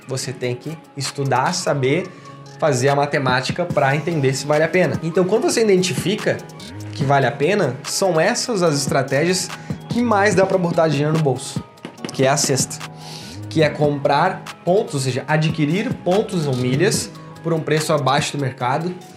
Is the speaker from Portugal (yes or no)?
no; Porto Alegre, Rio Grande do Sul, Brazil; now in Indaiatuba, Brazil; eu sou lá de Porto Alegre, tá bom? Sou gaúcho, mas tô morando aqui.